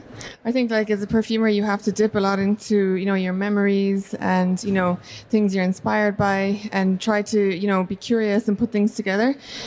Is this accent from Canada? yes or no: no; Ireland; It's connected to my heritage, the fact that I'm Irish.